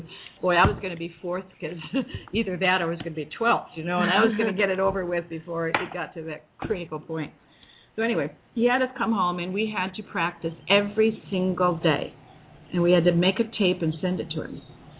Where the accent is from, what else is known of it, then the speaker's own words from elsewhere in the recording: Sumatra, Indonesia; I was raised in Sumatra, Indonesia, as I mentioned before, and my mother homeschooled me.